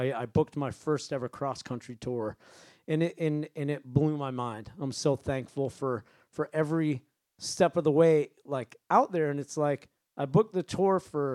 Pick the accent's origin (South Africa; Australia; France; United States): United States; Maine; I grew up in Maine, and my dad's a jazz piano player